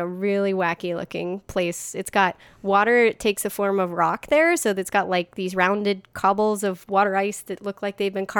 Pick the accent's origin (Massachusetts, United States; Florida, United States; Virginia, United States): Florida, United States; I grew up in Florida, so I'm very well versed in hurricanes